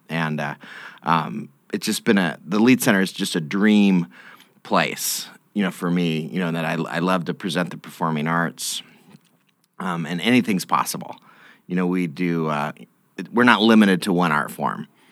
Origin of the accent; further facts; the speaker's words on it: Boise, Idaho, United States; moved away as an adult; now in Lincoln, United States; I grew up in in Idaho, in the, the Boise area